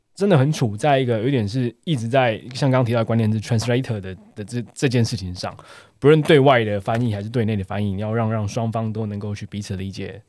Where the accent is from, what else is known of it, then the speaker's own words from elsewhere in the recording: Taiwan; 毕竟我们我们台湾人在呃工作上面的想法